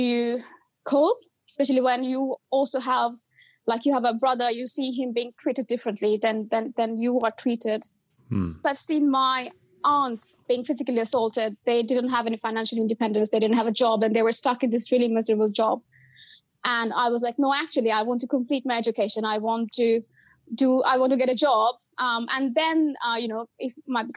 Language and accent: English; Bangladesh; moved away as an adult; now in United Kingdom; I was born in Bangladesh and then I came to the UK basically for my master's studies